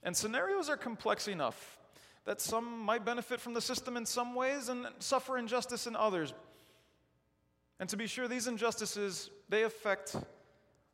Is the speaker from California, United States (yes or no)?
no; Chicago, Illinois, United States; I grew up in Chicago